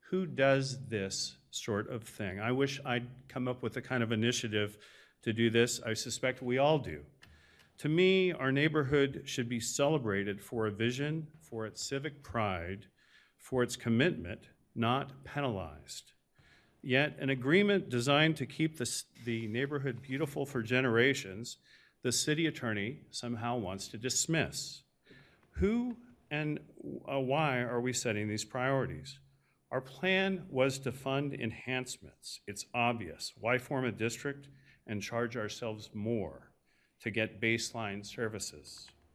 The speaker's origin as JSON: {"language": "English", "town": "Alameda", "region": "California", "country": "United States", "tie": "born or raised there", "also_born_or_lived": "Oakland", "said": "I moved to Alameda when I was three, attended Franklin School, went to the West End, but I was born in Oakland."}